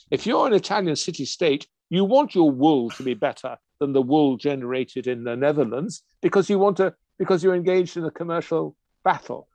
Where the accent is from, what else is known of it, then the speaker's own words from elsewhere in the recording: England, United Kingdom; I'm English